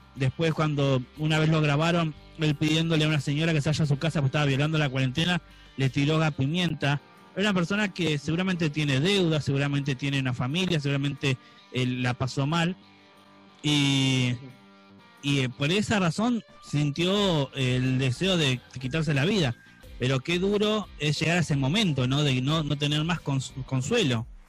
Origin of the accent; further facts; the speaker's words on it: Florencio Varela, Buenos Aires Province, Argentina; nosotros los que nacimos en, zona sur, en Florencio Varela y demás